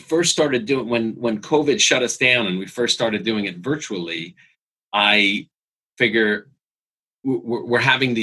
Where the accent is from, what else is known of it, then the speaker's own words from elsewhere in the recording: New York, United States; now in Los Angeles, United States; I grew up in New York